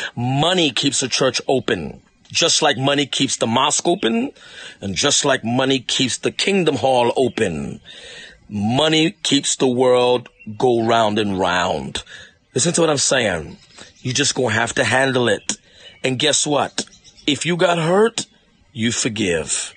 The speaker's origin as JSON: {"language": "English", "region": "New York", "country": "United States", "said": "I'm from New York"}